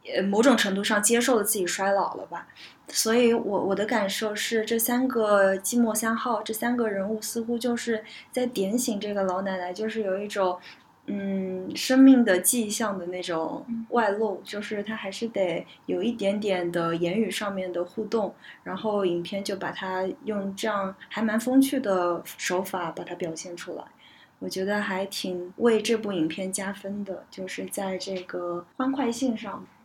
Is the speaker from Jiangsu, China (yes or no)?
yes; Jiangsu, China; moved away; 我是江苏人嘛，所以我其实从小的生活环境就是跟家人一直都是说方言的，只有在学校里面是说普通话